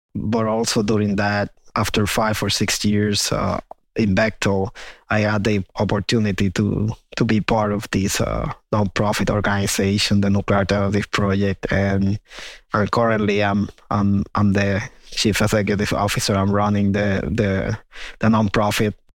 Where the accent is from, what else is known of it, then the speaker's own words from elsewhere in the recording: Puerto Rico; I grew up in Puerto Rico. I was born there.